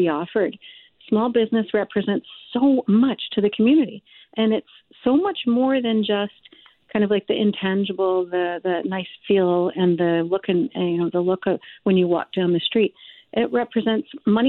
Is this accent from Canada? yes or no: yes; Canada; maybe being Canadian